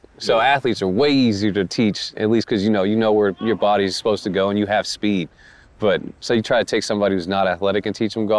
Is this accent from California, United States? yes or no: yes; Sacramento, California, United States